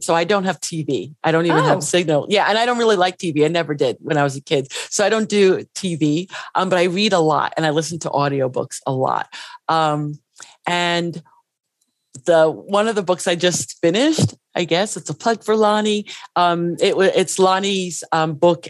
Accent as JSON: {"language": "English", "town": "New York City", "region": "New York", "country": "United States", "tie": "born or raised there", "said": "I grew up in the Bronx"}